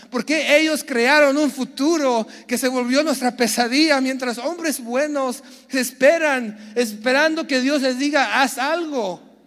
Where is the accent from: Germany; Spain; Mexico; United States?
United States; San Diego, California; Yo nací en San Diego